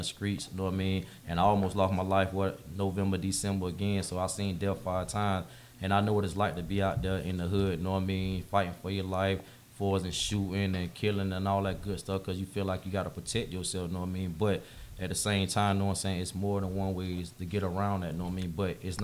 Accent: Jacksonville, Florida, United States; I'm from Ken Knight.

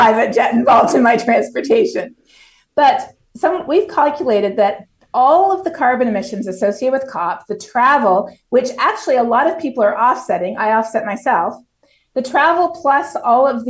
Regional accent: Toronto, Ontario, Canada; moved away as an adult; now in Texas, United States; I'm from Toronto. I grew up in an incredible multicultural city

